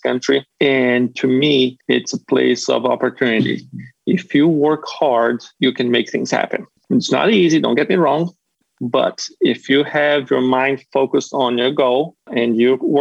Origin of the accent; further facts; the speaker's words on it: Florianópolis, Santa Catarina, Brazil; moved away as an adult; now in North Carolina, United States; I'm from Brazil. I was born and raised in Brazil.